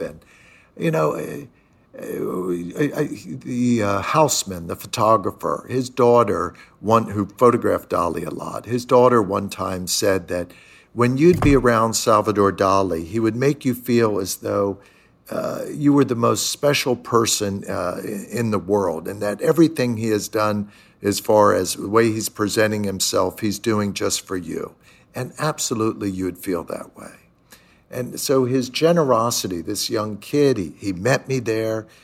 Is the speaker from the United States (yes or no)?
yes; Pennsylvania, United States; moved away as an adult; also born or lived in Chicago / New York; these kind of suburban communities of where I grew up in Pennsylvania